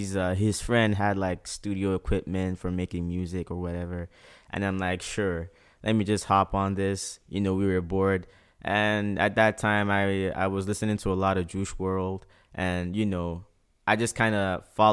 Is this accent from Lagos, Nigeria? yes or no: no; Port Harcourt, Rivers State, Nigeria; now in Prince Edward Island, Canada; growing up in Port Harcourt was very, very tough